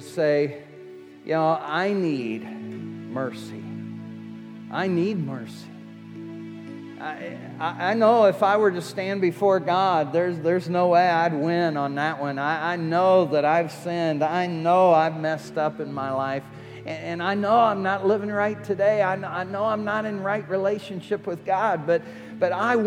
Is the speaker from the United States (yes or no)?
yes; United States; I'm American